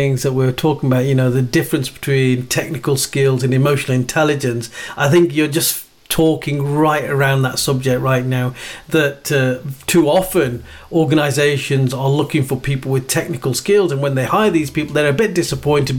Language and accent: English; Black Country, West Midlands, United Kingdom; we're both from the Black Country